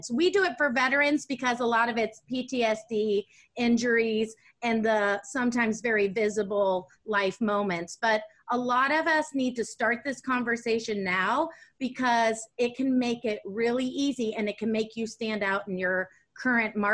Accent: Germany; also born or lived in Netherlands; up in Germany and went to school in Holland. And I grew up seeing that culturally, that was the norm out of a, uh, in a lot of countries other than the United States.

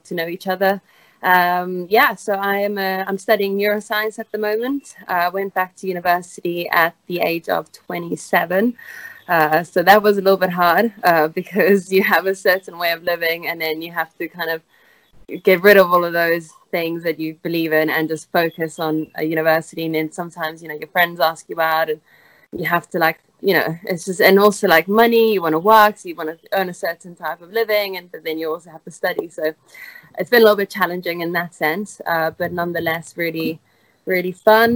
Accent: South Africa; moved away as an adult; also born or lived in Italy; now in England, United Kingdom; I went to school in South Africa. I was born in Italy, moved to South Africa, and then I finished high school there

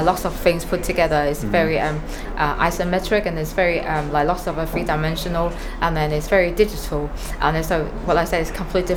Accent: China; moved away; I'm illustrator and I'm from China originally

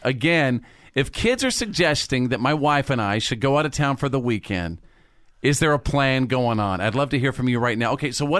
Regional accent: North Texas, United States; born or raised there

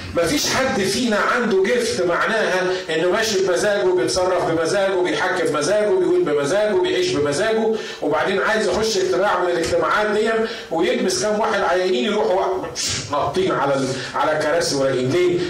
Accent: Upper Egypt, Egypt; عندنا في الصعيد

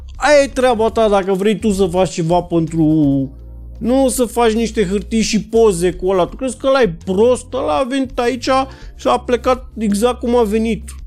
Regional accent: Romania; ca român

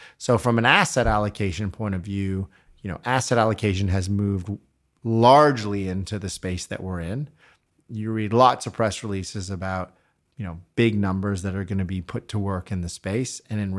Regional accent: Canada; moved away; also born or lived in United Kingdom; I am a Brit technically, so I know I don't sound it, but if you spoke to my kids who make fun of my accent all the time, I think I've now officially lived here longer than I ever lived in Canada.

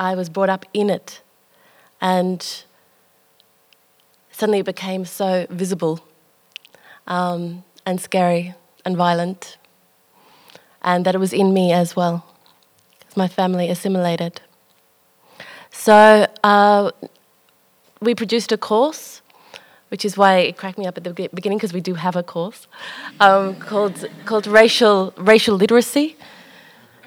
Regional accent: Melbourne, Victoria, Australia; I was born in Melbourne.

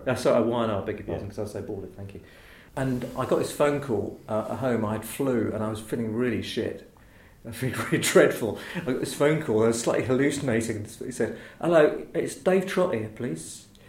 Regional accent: Chislehurst, London, United Kingdom; was brought up mostly in Chislehurst in Kent

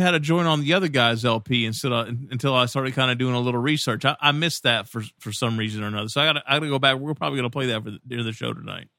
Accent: Kentucky, United States; They're like, where are you from? I'm from Kentucky. They're like, oh, you don't have an accent at all.

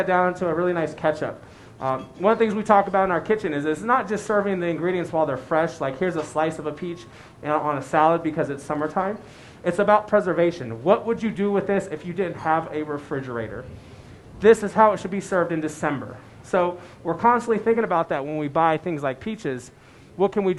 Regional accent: San Francisco, California, United States; now in Colorado Springs, United States; I grew up in San Francisco. I grew up in the Bay Area

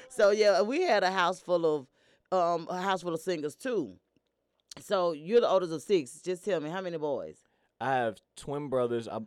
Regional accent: Atlanta, Georgia, United States; I'm actually from here from Atlanta, Georgia.

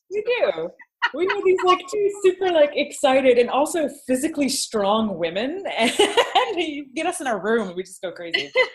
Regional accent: Michigan, United States; Malika and I are both Michiganders

